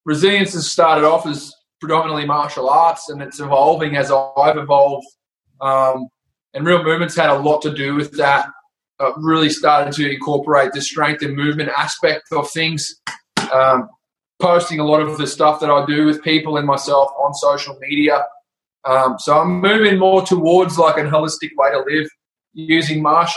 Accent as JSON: {"language": "English", "town": "Brisbane", "region": "Queensland", "country": "Australia", "tie": "born or raised there", "said": "I grew up in Brisbane, Strathpine, Bray Park"}